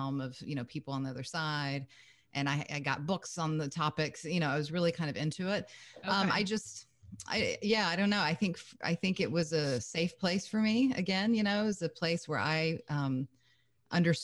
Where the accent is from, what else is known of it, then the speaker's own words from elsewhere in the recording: Kentucky, United States; moved away as an adult; also born or lived in Lake Tahoe, California; I'm originally from Kentucky